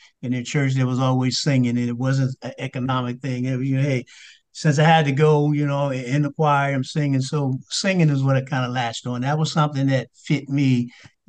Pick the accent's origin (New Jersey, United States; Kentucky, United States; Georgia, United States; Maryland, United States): New Jersey, United States; Red Bank; also born or lived in Lakewood, New Jersey; now in Washington, D.C., United States; we moved from Lakewood, which was kind of country, to Red Bank, New Jersey, where it's a …'s from, but that's the New York metropolitan area. And so coming up in school